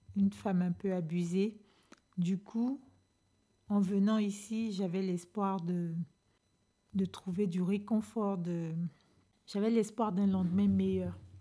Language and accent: French; Côte d’Ivoire; moved away as an adult; now in France; je suis d'origine ivoirienne, je viens de la Côte d'Ivoire